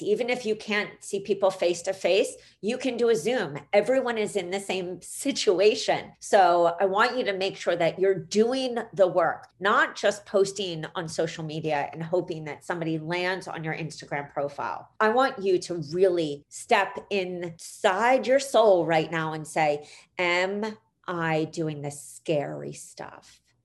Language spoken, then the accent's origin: English; Philadelphia, Pennsylvania, United States; in Philly, which is where I grew up on Broad Street